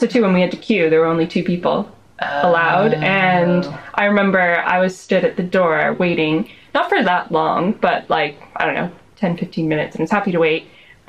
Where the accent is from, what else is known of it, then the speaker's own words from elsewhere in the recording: Rhode Island, United States; moved away as an adult; also born or lived in Arizona / Sheffield; now in Bath, United Kingdom; I grew up in Rhode Island.